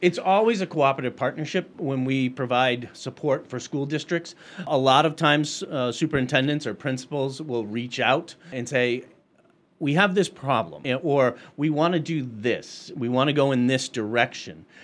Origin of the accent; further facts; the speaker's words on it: Middlefield, Massachusetts, United States; I was twelve miles from school growing up in Middlefield, Mass.